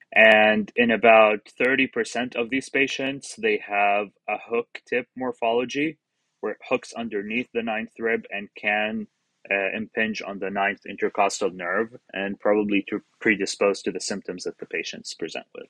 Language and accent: English; Qatar; moved away as an adult; also born or lived in Jordan / Florida, United States; now in Charleston, United States; I'm originally from Jordan, uh, and I grew up in Qatar.